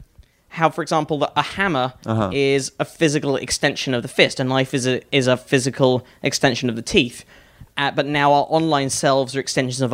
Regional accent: United Kingdom; moved away as an adult; now in United States; as a Brit

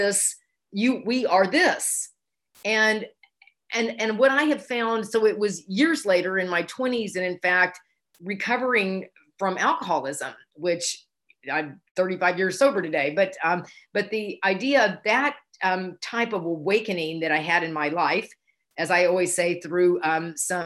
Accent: Houston, Texas, United States; I grew up in Houston, Texas

